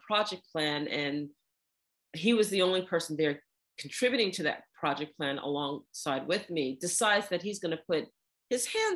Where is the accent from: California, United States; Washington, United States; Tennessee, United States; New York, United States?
New York, United States; New York City; I grew up in New York City